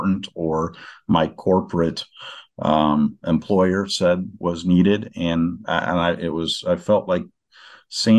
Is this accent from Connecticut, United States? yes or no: no; Northwest Iowa, United States; moved away; also born or lived in Des Moines, Iowa; we moved and went to Northwest Iowa. And, that was my hometown where I am now